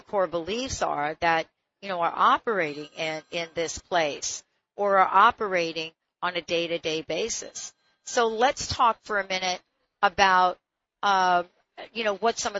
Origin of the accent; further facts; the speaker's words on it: United States; moved away; I'm from the East Coast originally, New York and New Jersey.